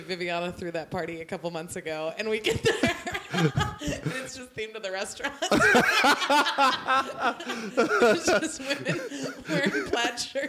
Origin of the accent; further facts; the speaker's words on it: Richardson, Texas, United States; now in Florida, United States; I'm from Richardson, Texas.